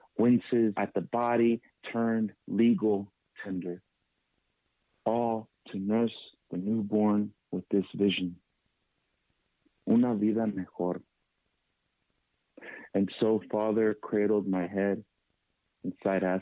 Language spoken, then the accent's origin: English; East Palo Alto, California, United States; growing up in East Palo Alto